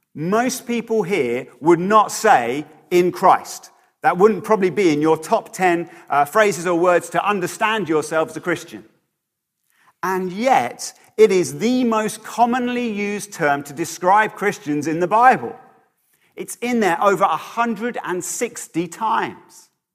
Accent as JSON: {"language": "English", "town": "Bedford", "region": "East of England", "country": "United Kingdom", "tie": "born or raised there", "said": "my hometown of Bedford"}